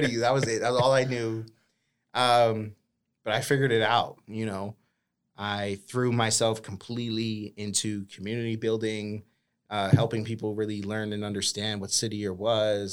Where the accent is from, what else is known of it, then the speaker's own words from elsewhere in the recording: Boston, Massachusetts, United States; now in Sacramento, United States; I grew up in Boston